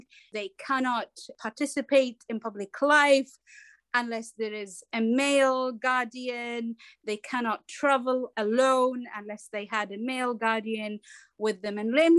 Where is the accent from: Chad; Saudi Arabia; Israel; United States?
Saudi Arabia; the truth is that growing up in Saudi, I was in a household that valued freedom and integrity.